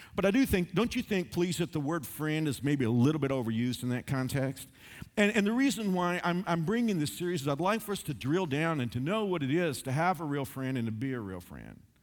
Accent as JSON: {"language": "English", "area": "Dallas–Fort Worth area", "region": "Texas", "country": "United States", "tie": "born or raised there", "said": "when I was growing up in Dallas, Fort Worth area"}